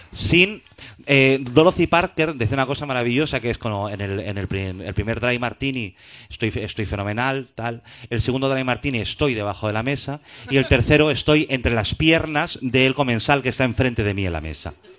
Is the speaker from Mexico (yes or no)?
no; Madrid, Community of Madrid, Spain; moved away as an adult; now in Barcelona, Spain; yo soy madrileño, llevo allí 12 años